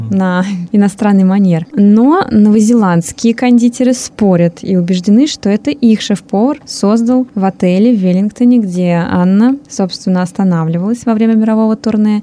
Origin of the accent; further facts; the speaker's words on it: Russia; now in Hungary; три иммигранта из России в Венгрии